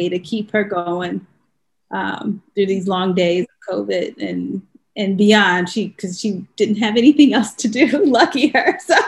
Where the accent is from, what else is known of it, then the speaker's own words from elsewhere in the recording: Chicago, Illinois, United States; moved away; we were both volunteers at the Chicago Urban League because we're from Chicago